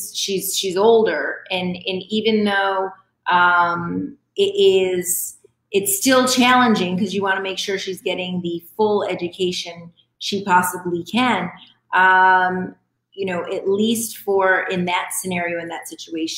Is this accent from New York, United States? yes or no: yes; Rome, New York, United States; now in Dominican Republic; I'm originally from Rome, New York, from upstate.